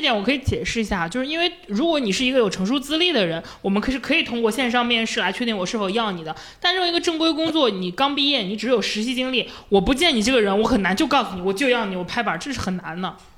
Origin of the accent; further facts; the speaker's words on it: Luoyang, Henan, China; moved away as an adult; now in Beijing, China; 我家是洛阳的嘛，也不算是特别边远的城市，但是还是跟大城市很不一样